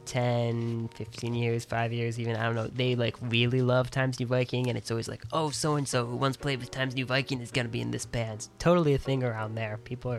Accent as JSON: {"language": "English", "town": "Dayton", "region": "Ohio", "country": "United States", "tie": "born or raised there", "moved": "as an adult", "lives_now": "New York, United States", "said": "Yep, I grew up in Dayton, Ohio, the little suburb of Centerville."}